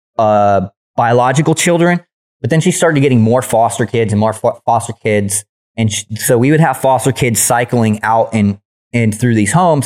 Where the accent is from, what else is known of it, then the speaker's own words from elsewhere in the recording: San Diego, California, United States; accent: Southern; also born or lived in Illinois; I flew back to California, where I was born in San Diego.